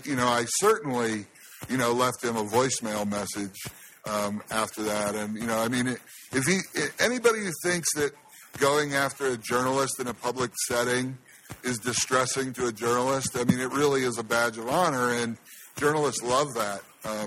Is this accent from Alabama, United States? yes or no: no; Ohio, United States; now in Las Vegas, United States; my home state of Ohio.